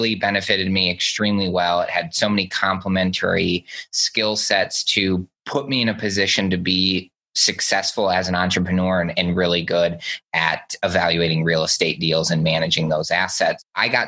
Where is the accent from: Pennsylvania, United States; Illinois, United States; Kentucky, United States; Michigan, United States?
Michigan, United States; just outside of Detroit; I grew up just outside of Detroit